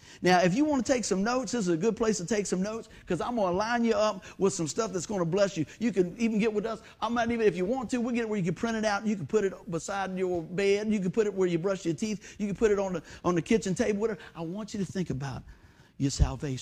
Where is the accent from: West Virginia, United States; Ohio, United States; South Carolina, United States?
West Virginia, United States; we're from West Virginia